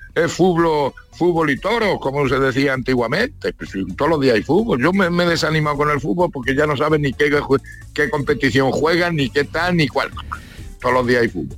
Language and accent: Spanish; Granada, Andalusia, Spain; Nosotros somos, vamos, yo ya soy granadino.